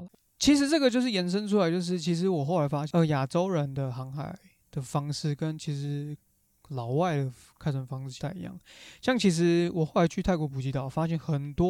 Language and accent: Chinese; Taiwan; 不像可能我们台湾人、亚洲人就是，